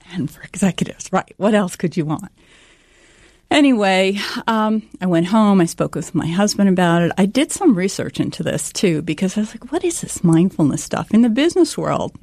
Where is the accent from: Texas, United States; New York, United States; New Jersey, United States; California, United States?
New Jersey, United States; I grew up here in New Jersey